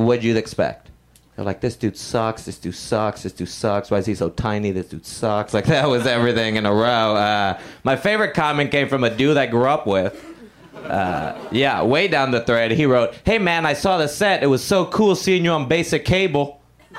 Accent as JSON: {"language": "English", "country": "Puerto Rico", "tie": "born or raised there", "moved": "yes", "said": "I grew up in Puerto Rico"}